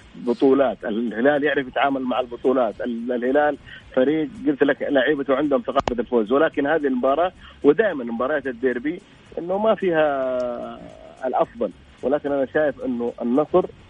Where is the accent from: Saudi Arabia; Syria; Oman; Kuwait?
Saudi Arabia; هنا عندنا في السعوديه